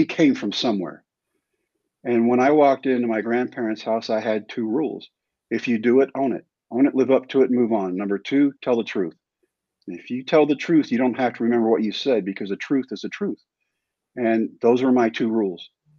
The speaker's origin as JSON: {"language": "English", "town": "San Diego", "region": "California", "country": "United States", "tie": "born there", "lives_now": "Texas, United States", "said": "You know, Mike, I wasn't actually born here. I was born in San Diego at Balboa Medical Center. And we moved constantly."}